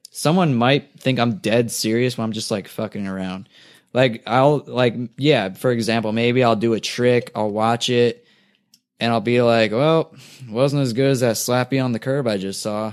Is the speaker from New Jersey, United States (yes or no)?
yes; New Jersey, United States; now in Culver City, United States; I grew up in Jersey instead of Cali